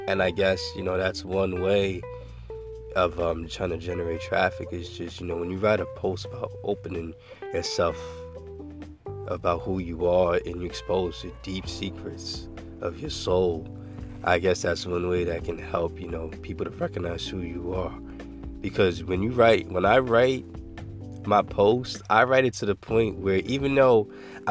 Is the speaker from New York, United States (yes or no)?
yes; New York, United States; I'm from New York. I was born and raised there